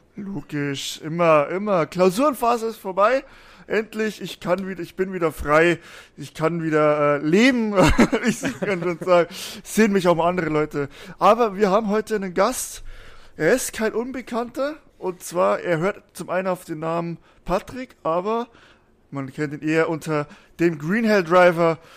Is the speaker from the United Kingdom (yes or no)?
no; Bavaria, Germany; Ich komme ja aus Bayern, aus dem tiefsten Süden